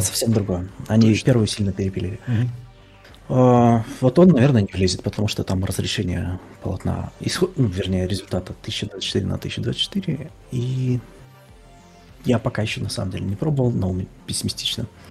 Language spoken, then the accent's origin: Russian; Belarus; moved away; я из Беларуси